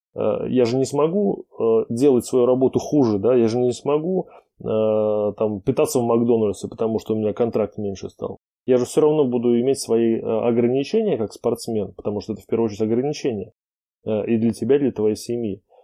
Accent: Samara, Samara Oblast, Russia; в моем родном городе Самара

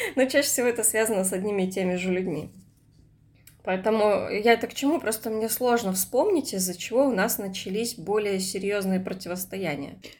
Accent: Komsomolsk-on-Amur, Khabarovsk Krai, Russia; moved away; когда я жила в своем родном городе, я из Комсомольска на Амуре

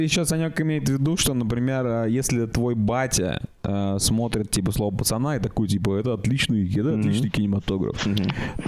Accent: Russia; я из России.

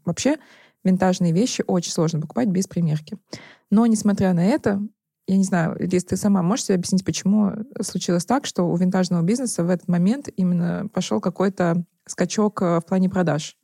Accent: Nizhny Novgorod, Nizhny Novgorod Oblast, Russia; now in Moscow, Russia; я из Нижнего Новгорода

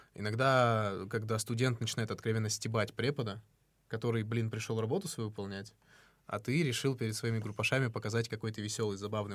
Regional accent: North Ossetia–Alania, Russia; now in Moscow, Russia; я из Осетии

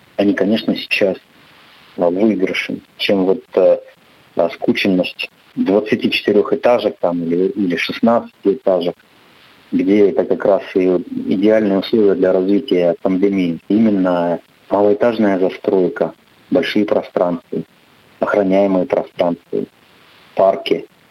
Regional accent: Chelyabinsk, Chelyabinsk Oblast, Russia; я сам родом с Челябинска

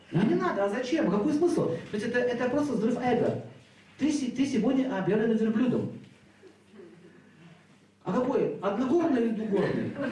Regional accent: Saint Petersburg, Russia; born there; родился в 1971 году, город Санкт-Петербург, и квартира номер 5.

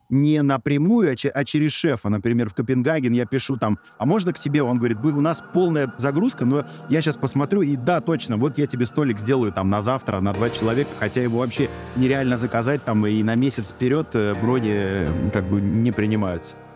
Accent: Moscow, Russia; Я говорю, из Москвы, там такой-то шеф.

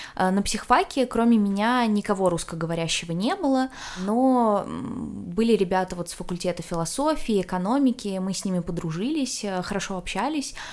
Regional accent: Russia; also born or lived in Granada, Spain; я из России

